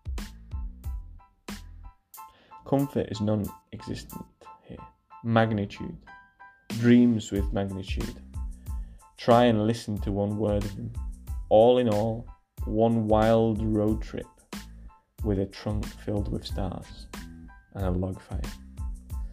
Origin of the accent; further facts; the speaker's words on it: Barcelona, Catalonia, Spain; I grew up in Catalonia, in Barcelona